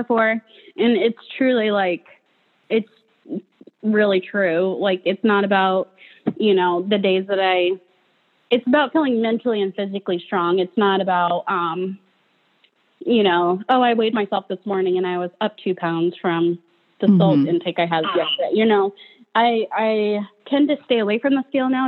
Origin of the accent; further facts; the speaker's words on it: Fullerton, Nebraska, United States; now in Omaha, United States; Fullerton, Nebraska